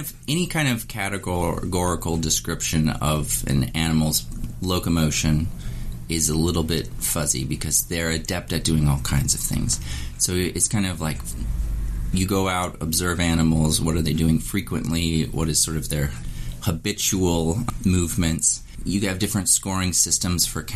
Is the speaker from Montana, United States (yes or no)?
yes; Montana, United States; moved away; also born or lived in Wyoming; I was born in Montana. I spent a lot of time in Wyoming, and it was just amazing to be able to return to sort of the areas that I grew up.